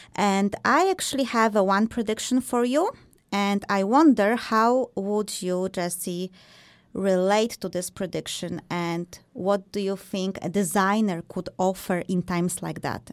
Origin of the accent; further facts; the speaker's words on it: Poland; I am also from Poland